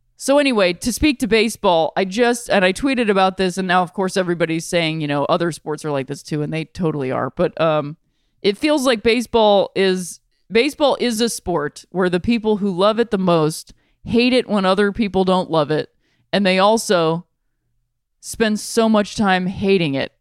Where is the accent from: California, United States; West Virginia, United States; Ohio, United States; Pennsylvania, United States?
Ohio, United States; Akron; I'm from Ohio. I'm from Akron, Ohio.